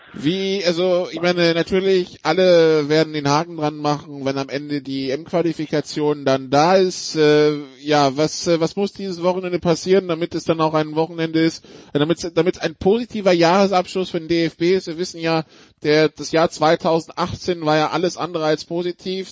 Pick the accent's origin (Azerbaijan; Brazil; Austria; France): France; als Franzose